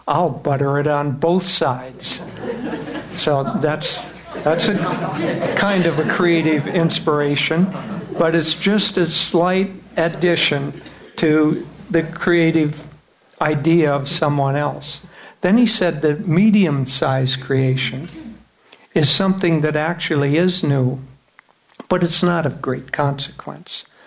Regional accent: United States; we come back as Americans from the West

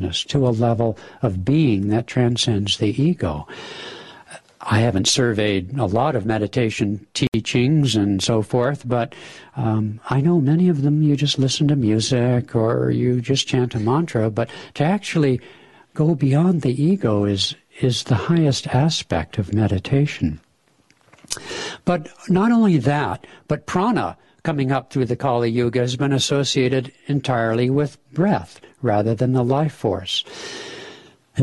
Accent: California, United States; now in Seattle, United States; Being from California originally

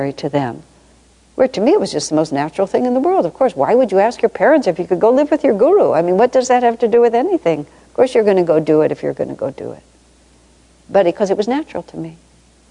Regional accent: United States; also born or lived in Ananda Village; I'm American and we have a different system

